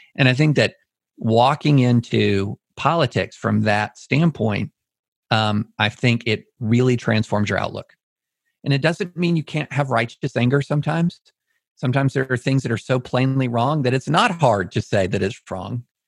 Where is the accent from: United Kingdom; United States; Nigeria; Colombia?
United States; Auburn, Alabama; also born or lived in Greater Nashville; now in Nashville, United States; I was born in Auburn